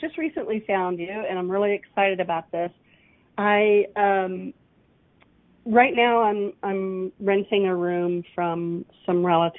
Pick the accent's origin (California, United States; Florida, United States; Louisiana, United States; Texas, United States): Texas, United States; moved away; also born or lived in Pacific Northwest; When I grew up in Texas